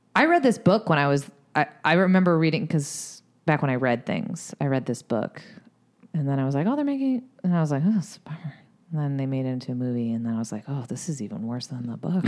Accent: Boston area, Massachusetts, United States; We're not from Boston proper

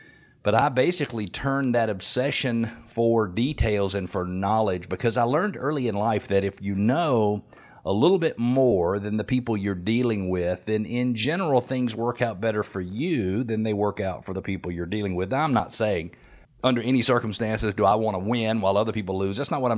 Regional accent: Atlanta, Georgia, United States; When I grew up right here in Metro Atlanta, born June 16th in 1968, right here in Metro Atlanta

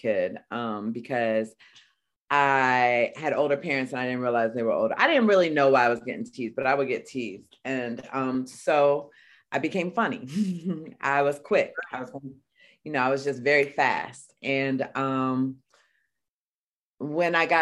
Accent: Richmond, Virginia, United States; also born or lived in Alabama; in Richmond, Virginia. So I was born in Alabama on an army base. And then when I was adopted by family on my biological father's side in Richmond, Virginia. So that's where I grew up

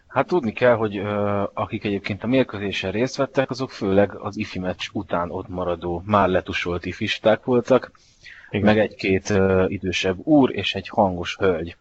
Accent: Hungary; magyar ember vagyok

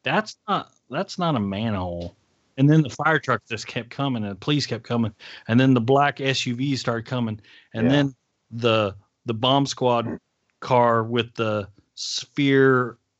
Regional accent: Dallas, Texas, United States

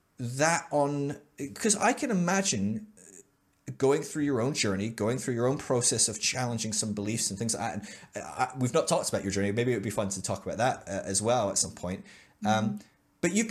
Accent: United Kingdom; being a Brit

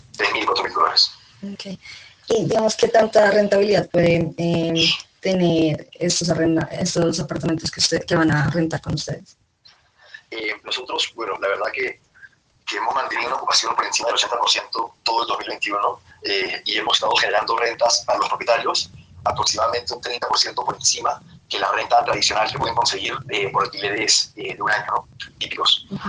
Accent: Peru; yo que soy peruano

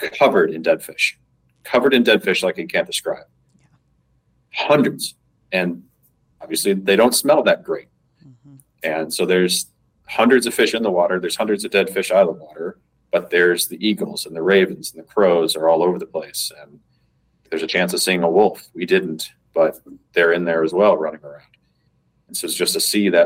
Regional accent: Colorado, United States; also born or lived in Midwest; I grew up in Colorado, I grew up in the Midwest

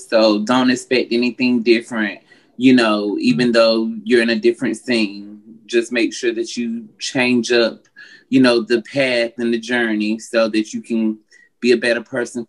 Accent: North Carolina, United States; now in Atlanta, United States; I reside in Atlanta, but I'm from North Carolina.

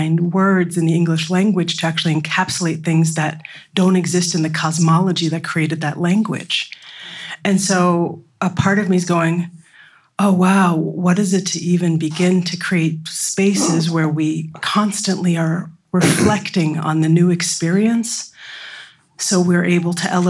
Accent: United States; growing up in the United States

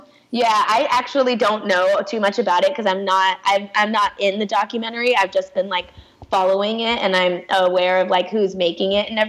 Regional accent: Pakistan; And it's like, I know it's because I'm Pakistani.

